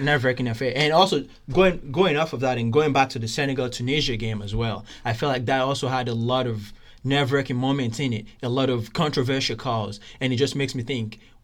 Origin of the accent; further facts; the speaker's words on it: Nigeria; Being Nigerian